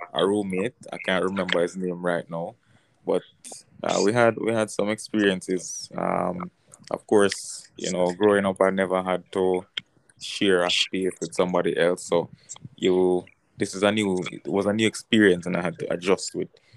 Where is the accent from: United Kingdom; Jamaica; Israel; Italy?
Jamaica; Balaclava, Saint Elizabeth; also born or lived in Siloah, St. Elizabeth, Jamaica; I grew up in this tiny town called, or rural town called Silo in St. Elizabeth, Jamaica. And at the age of six, my family moved to a house that they built for themselves in a place called Balaclava, Phoenix Park, Balaclava, St. Elizabeth